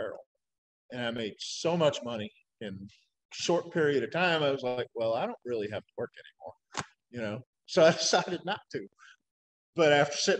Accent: Lexington, Kentucky, United States; born or raised there; moved away as an adult; also born or lived in Annapolis, Maryland / Louisiana / New York

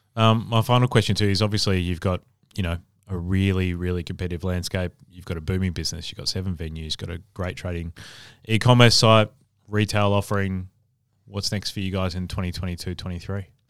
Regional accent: Adelaide, South Australia, Australia; moved away; I'm from Adelaide originally

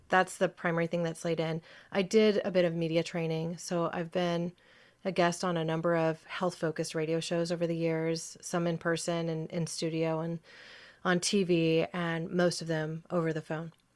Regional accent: Ashland, Oregon, United States; also born or lived in California; I'm a native Oregonian

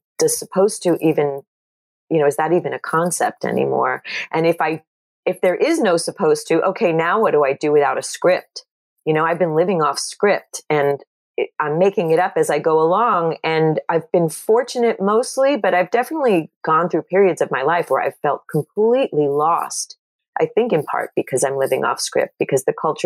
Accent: Long Island, New York, United States; I grew up in Jewish culture on Long Island

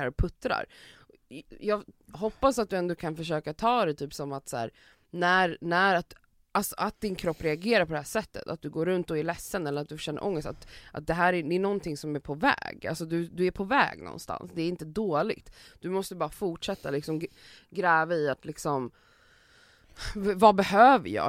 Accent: Sweden; vi som svenskar

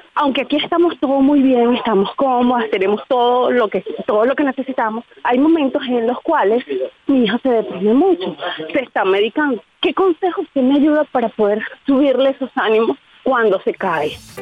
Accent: Venezuela; moved away as an adult; also born or lived in Colombia; now in Spain; Me encuentro ahorita en España, soy venezolana

